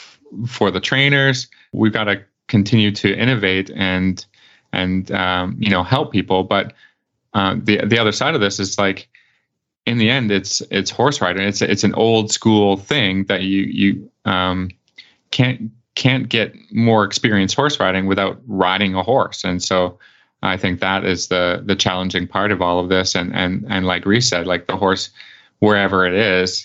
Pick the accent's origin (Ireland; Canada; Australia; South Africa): Canada; I'm Canadian